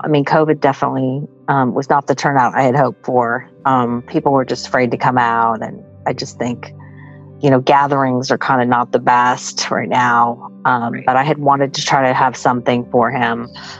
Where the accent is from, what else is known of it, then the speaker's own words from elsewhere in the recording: Tampa, Florida, United States; now in Ashland, United States; because I'm from Tampa